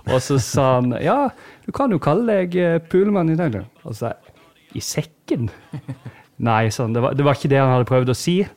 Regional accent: Holum, Agder, Norway; accent: Sørlandsk; jeg er jo ikke fra Kristiansand by, da. Jeg er fra et sted som heter Holum, som uh, kun noen få har hørt om. Som ligger en halvtimes kjørtur unna

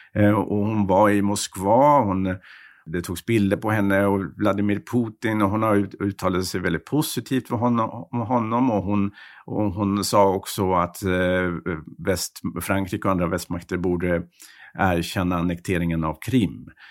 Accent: Sweden; moved away as an adult; now in Paris, France; när man som svensk kommer

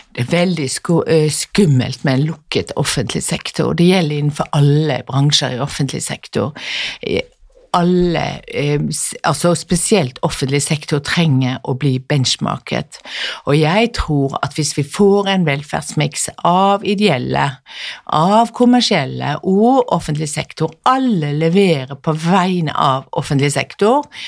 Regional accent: Western Norway, Norway; moved away; also born or lived in Bærum; Jeg er jo vestlending sjøl

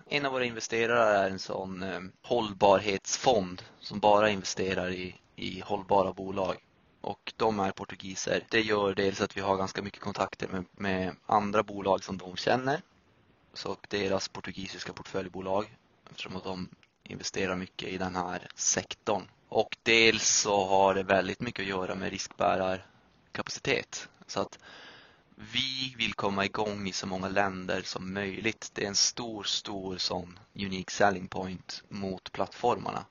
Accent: Piteå, Norrbotten County, Sweden; moved away; Jag är från Piteå i Norrbotten.

